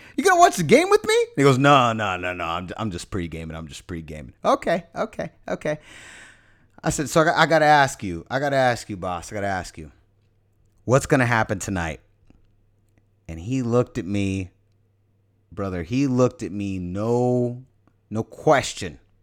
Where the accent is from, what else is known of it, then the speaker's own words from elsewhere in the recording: San Francisco, California, United States; I'm born and raised San Francisco